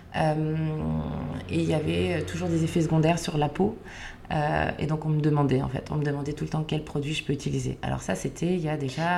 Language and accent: French; Lower Normandy, France; moved away as an adult; also born or lived in Provence; now in Paris, France; je viens de, Normandie, j'ai grandi dans un petit village euh, en basse Normandie